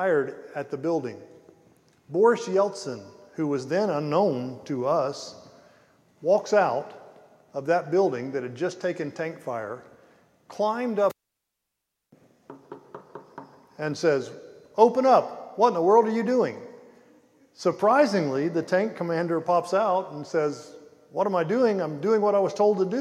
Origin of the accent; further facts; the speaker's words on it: Pensacola, Florida, United States; also born or lived in Ukraine; I grew up in Pensacola, Florida